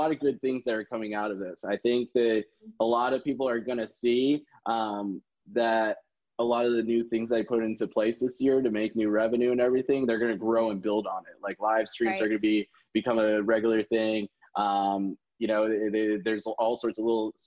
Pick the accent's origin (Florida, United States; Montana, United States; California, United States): Florida, United States; Tampa; also born or lived in Cleveland, Ohio; I'm from Tampa, Florida. I was born in Cleveland, Ohio. I've grown up here all my life, pretty much